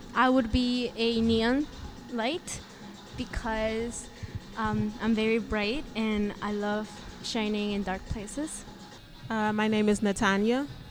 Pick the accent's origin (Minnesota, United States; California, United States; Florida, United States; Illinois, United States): Illinois, United States; Chicago; now in Des Plaines, United States; I'm from Chicago